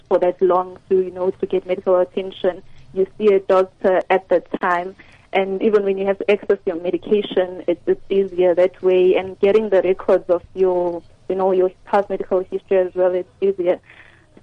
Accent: Ixopo, KwaZulu-Natal, South Africa; moved away as an adult; now in Mahikeng, South Africa; I'm actually from KZN in Ikopo. They call it Ikopo. But I'm here now because I'm working

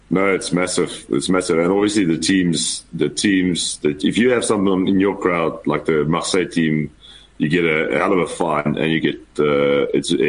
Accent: South Africa; as a South African, we're not allowed to do that.

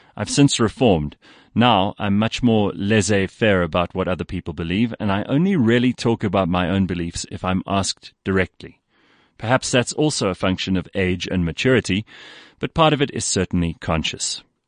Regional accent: South Africa; I used to be proud of being South African

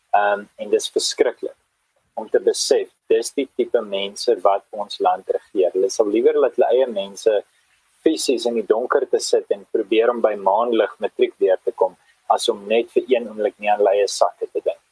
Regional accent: South Africa; As Suid-Afrikaners

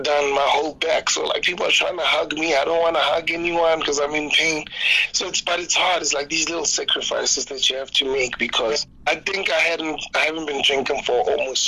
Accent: South Africa; as a South African artist

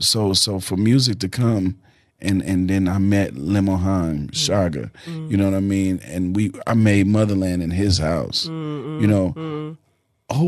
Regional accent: South Africa; now in United States; Yeah, that's what I call it, South African American. I'm a South African American to the core.

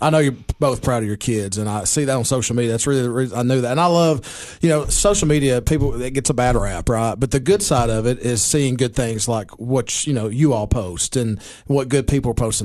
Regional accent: Baxter, Tennessee, United States; my hometown of Baxter

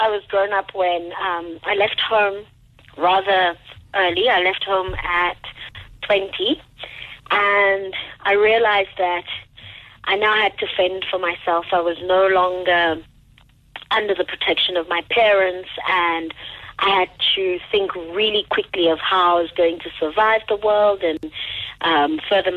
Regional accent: Cameroon; moved away as an adult; now in South Africa; I'm from the English-speaking side of Cameroon.

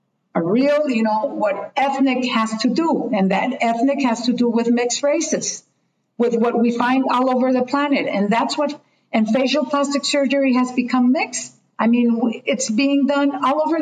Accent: Colombia; English is a second language; I was coming from Latin, from Colombia

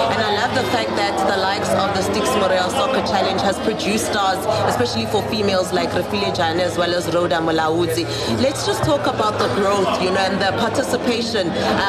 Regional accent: Soweto, Gauteng, South Africa; I'm a Sowetan myself

